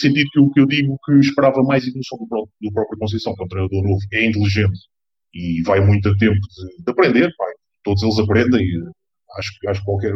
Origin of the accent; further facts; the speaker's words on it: Lisbon, Portugal; sou de Lisboa